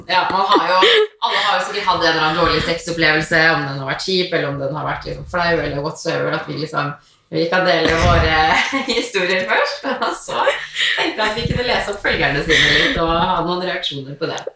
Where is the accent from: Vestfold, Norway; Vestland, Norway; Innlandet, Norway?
Vestfold, Norway; Tønsberg; moved away; also born or lived in Tromsø; hjemme i Tønsberg